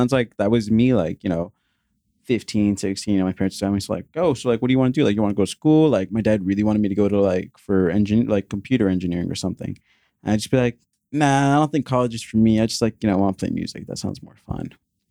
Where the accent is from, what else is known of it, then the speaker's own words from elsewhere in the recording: New Jersey, United States; No, I'm in Jersey. Okay. I grew up in Jersey.